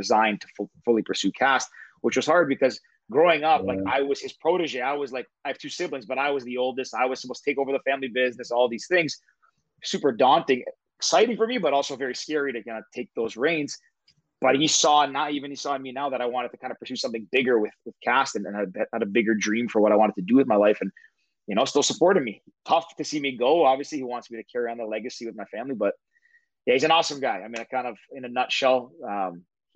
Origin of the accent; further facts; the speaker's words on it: Toronto, Ontario, Canada; I'm 31-year-old from Toronto.